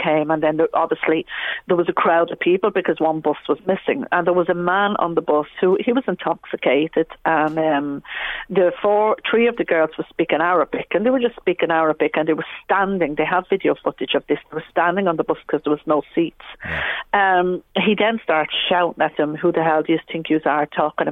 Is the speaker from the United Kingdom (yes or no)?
no; Dublin, Leinster, Ireland; I'm originally from Coolock. I became a Muslim in 2005. I kind of lived both sides of the tracks, and I'm always saying it's a blessing. Because growing up here in the 80s